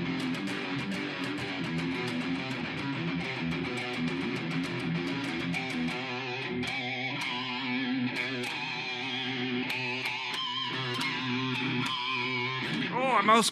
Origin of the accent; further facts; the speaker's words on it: Long Island, New York, United States; moved away; I'm from Long Island